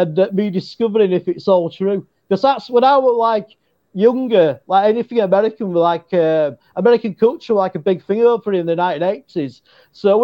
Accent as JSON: {"language": "English", "region": "Yorkshire and the Humber", "country": "United Kingdom", "accent": "Yorkshire English", "said": "my Yorkshire English accent."}